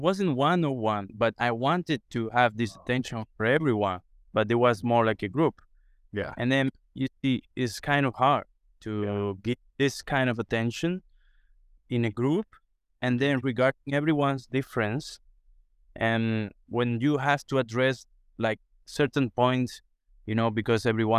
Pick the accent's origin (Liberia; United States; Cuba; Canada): Cuba; So for me, as I grew up in Cuba and Cuba in the countryside, these games trees are kind of, you know, day by day things